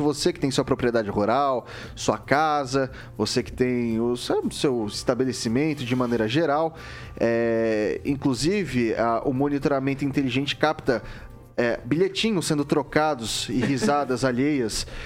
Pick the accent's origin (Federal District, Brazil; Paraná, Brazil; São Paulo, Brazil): São Paulo, Brazil; Jaboticabal; now in Maringá, Brazil; eu sou do interior de São Paulo, eu sou de uma cidadezinha bem pequenininha na região de Ribeirão Preto que se chama Jaboticabal.